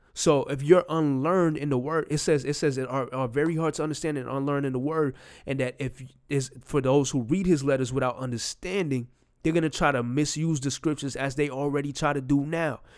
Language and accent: English; New York, United States; I'm from New York